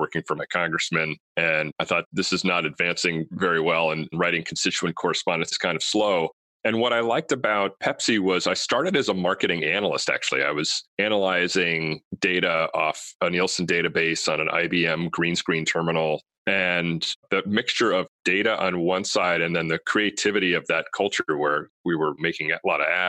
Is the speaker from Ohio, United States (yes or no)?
no; Stamford, Connecticut, United States; moved away as an adult; also born or lived in California; my hometown of Stamford, Connecticut